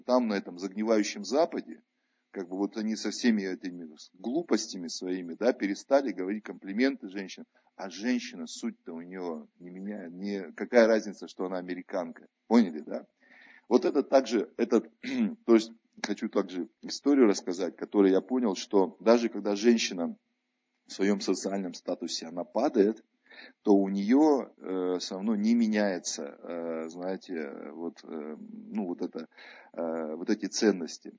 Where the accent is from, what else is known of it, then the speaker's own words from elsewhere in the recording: Tver Oblast, Russia; moved away; они там у меня на родине, в Тверской области живут